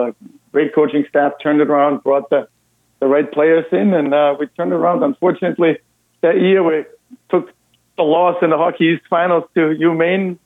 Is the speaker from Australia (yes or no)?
no; Austria; English is a second language; moved away as an adult; also born or lived in Massachusetts; now in United States; as you can probably hear by my accent, I'm actually Austrian by birth